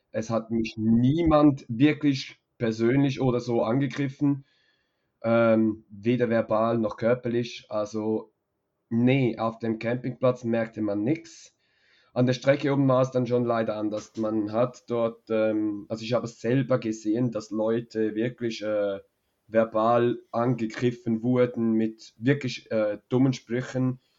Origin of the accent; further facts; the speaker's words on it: Switzerland; als Schweizer, genau